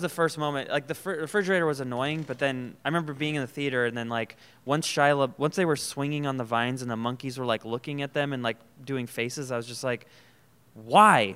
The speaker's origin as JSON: {"language": "English", "town": "Folsom", "region": "California", "country": "United States", "tie": "born or raised there", "said": "I grew up in Folsom"}